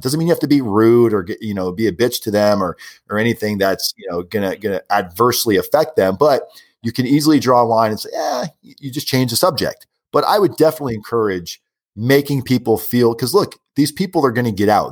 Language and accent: English; South Florida, United States; I'm from South Florida